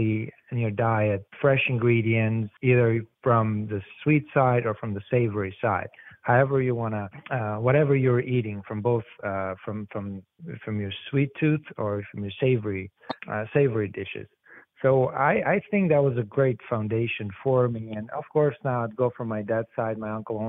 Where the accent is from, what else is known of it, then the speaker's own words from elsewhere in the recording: Albania; now in New Jersey, United States; My background of food, I mean, goes back from my home country, which is Albania